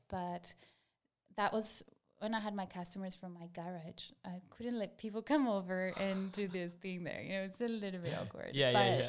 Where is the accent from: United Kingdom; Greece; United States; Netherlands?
Greece; English is a second language; moved away as an adult; also born or lived in Bali; now in Sydney, Australia; I moved from Greece to Australia when I was 21.